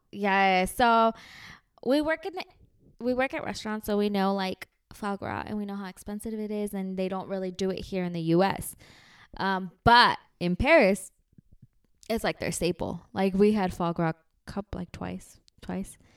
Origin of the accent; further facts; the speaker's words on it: Mexico; we're from Mexico.